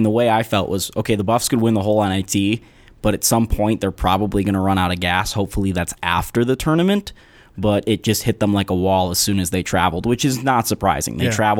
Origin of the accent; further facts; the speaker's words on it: Boulder, Colorado, United States; I grew up in Boulder.